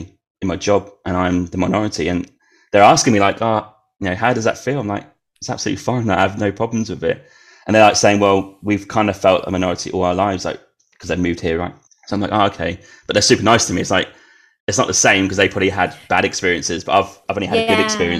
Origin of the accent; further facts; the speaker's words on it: Norwich, East of England, United Kingdom; But yeah, where I grew up in Norwich, it's incredibly white. I think it's actually one of the whitest cities in UK.